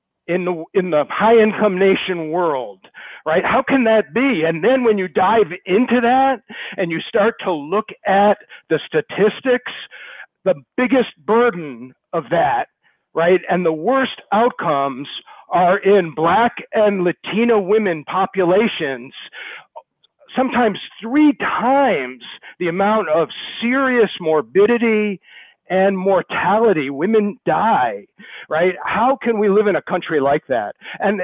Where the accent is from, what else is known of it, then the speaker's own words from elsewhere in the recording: Rhode Island, United States; my home state of Rhode Island.